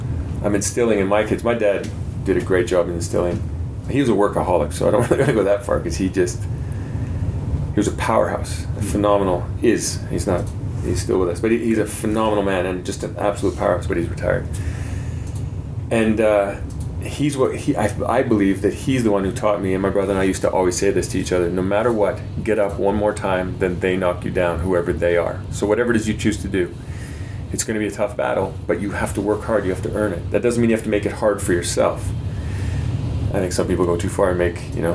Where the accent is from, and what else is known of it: Canada